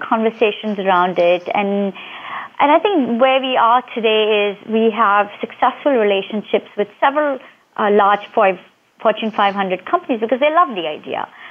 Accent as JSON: {"language": "English", "country": "India", "tie": "born or raised there", "moved": "as an adult", "lives_now": "United States", "said": "I grew up in um, India"}